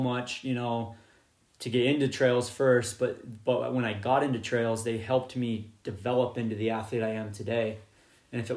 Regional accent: St. George, Utah, United States; also born or lived in Boulder, Colorado; now in Cedar City, United States; I grew up in St. George, Utah.

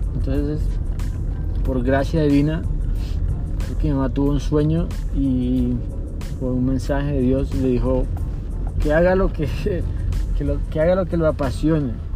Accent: Colombia; yo soy colombiano

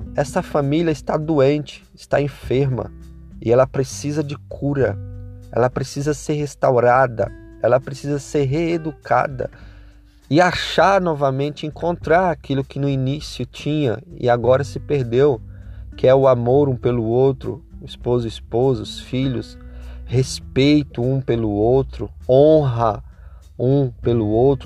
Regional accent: Brazil

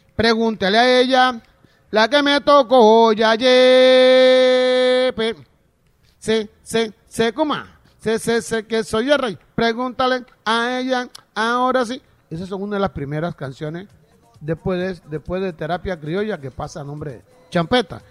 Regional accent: San Basilio de Palenque, Bolívar, Colombia; yo soy de Palenque

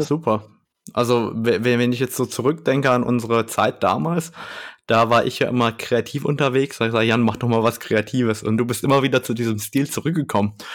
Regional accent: Germany; bei uns in Deutschland

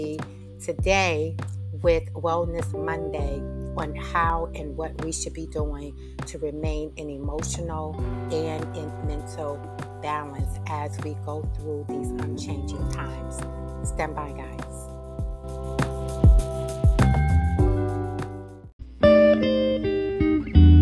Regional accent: Chicago, Illinois, United States; I grew up I grew up in Chicago, on the south side of Chicago

